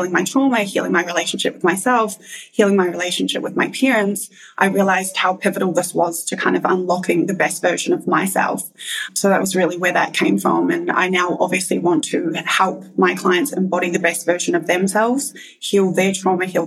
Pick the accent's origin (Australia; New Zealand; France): New Zealand; moved away; I am originally from New Zealand